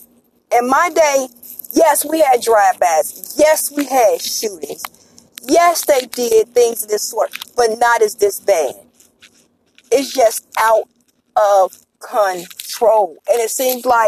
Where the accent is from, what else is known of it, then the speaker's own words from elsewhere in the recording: Chicago, Illinois, United States; I'm from Chicago